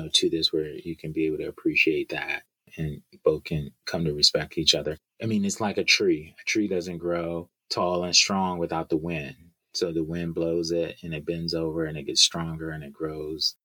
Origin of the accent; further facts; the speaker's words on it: United States; As a black man growing up in America